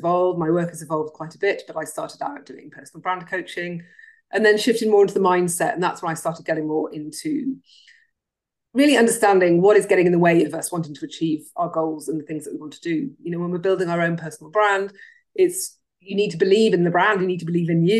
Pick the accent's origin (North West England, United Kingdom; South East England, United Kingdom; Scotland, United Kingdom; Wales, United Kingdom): Wales, United Kingdom; Cardiff; moved away; I grew up in Wales, which is stuck to England.